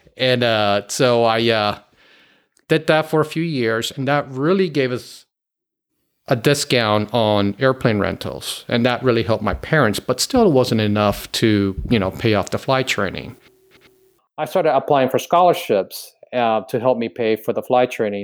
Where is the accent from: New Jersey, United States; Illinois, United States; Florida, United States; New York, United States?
Florida, United States; Miami; moved away; originally born and raised in Miami, Florida.